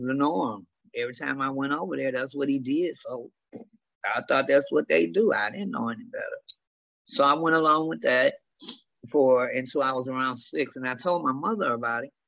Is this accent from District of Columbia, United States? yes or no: no; Detroit, Michigan, United States; I was raised in the Jeffrey Projects of Detroit, Michigan.